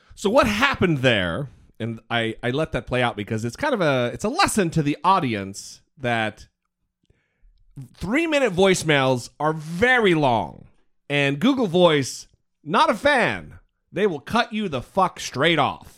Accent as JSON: {"language": "English", "region": "Idaho", "country": "United States", "also_born_or_lived": "Missouri", "said": "I'm from Idaho"}